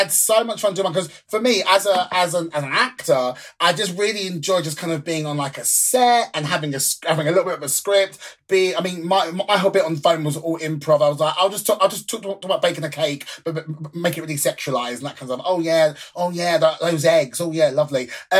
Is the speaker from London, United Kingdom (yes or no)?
yes; London, United Kingdom; I'm from London. That's what we call cigarettes, fags.